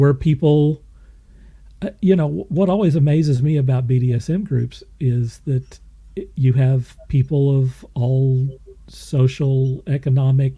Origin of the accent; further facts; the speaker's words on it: Moore, Oklahoma, United States; I didn't grow up in New York City. I grew up in Moore, Oklahoma